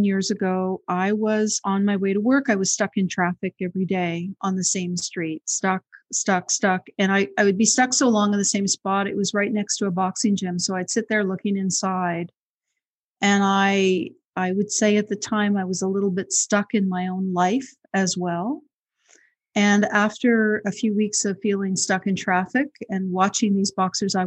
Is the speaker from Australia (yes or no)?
no; Montreal, Quebec, Canada; also born or lived in Toronto; I grew up in Montreal